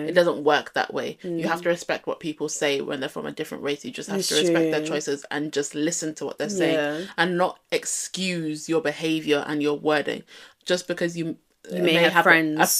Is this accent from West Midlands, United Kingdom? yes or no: no; London, United Kingdom; accent: London; I still have a London accent, but it's just not as strong.